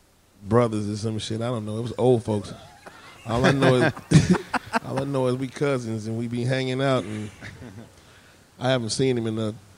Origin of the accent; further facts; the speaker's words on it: Houston, Texas, United States; I'm a Houstonian. I'm a Houstonian, okay. I'm a native Houstonian